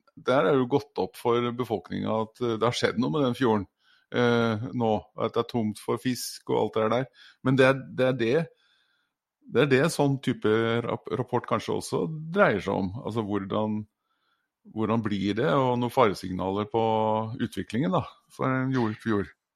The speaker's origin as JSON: {"language": "Norwegian", "country": "Norway", "moved": "yes", "said": "så er jo ikke jeg fra Trondheim, jeg er jo fra Oslo-området"}